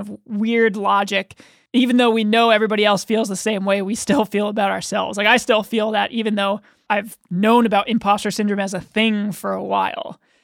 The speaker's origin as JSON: {"language": "English", "country": "United States", "said": "as American children."}